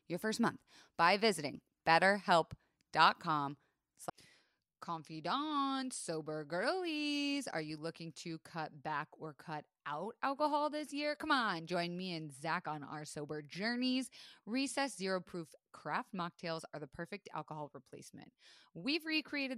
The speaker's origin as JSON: {"language": "English", "region": "Florida", "country": "United States", "tie": "born or raised there", "said": "I was raised in Florida"}